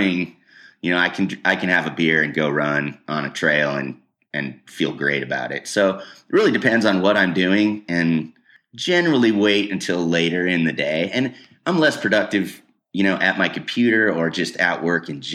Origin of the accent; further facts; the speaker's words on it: Wheat Ridge, Colorado, United States; I grew up in Wheat Ridge